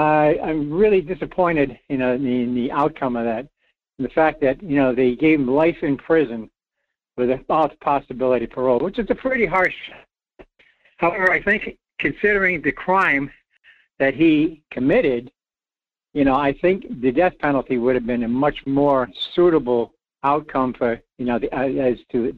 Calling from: Rhode Island, United States; It's … in Rhode Island.

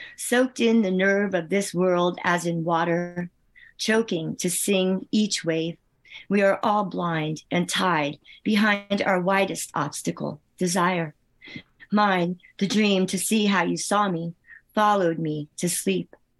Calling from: Northfield, New Jersey, United States; I'm calling from Northfield, New Jersey

